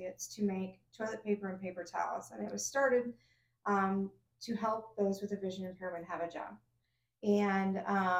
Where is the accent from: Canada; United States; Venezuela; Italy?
United States; Omaha, Nebraska; Born and raised here in Omaha